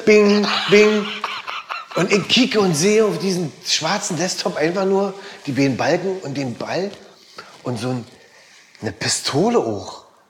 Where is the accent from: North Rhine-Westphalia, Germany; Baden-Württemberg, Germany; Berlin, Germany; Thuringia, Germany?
Berlin, Germany; Biseestraße, Weißensee.